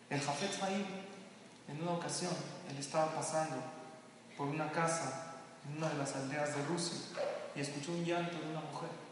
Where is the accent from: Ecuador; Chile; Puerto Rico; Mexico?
Mexico; also born or lived in Lakewood, New Jersey; a los mexicanos nos encanta